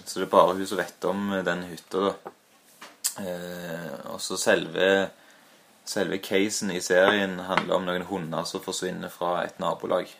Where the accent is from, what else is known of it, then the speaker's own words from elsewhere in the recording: Stavanger, Rogaland, Norway; now in Trondheim, Norway; Men jeg er født i Hillevåg eh, og har eh, en del eh, av mine minner derfra